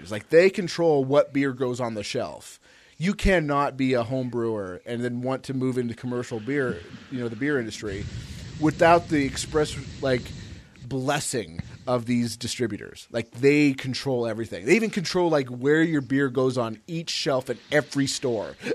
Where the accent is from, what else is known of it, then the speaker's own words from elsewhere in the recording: California, United States; moved away; See, I came from California, and people think would would sometimes like come over or whatever